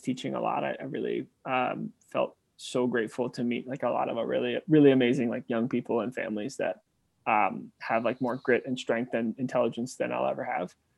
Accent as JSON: {"language": "English", "town": "New York City", "region": "New York", "country": "United States", "also_born_or_lived": "Memphis, Tennessee", "moved": "as an adult", "said": "I'm from New York City"}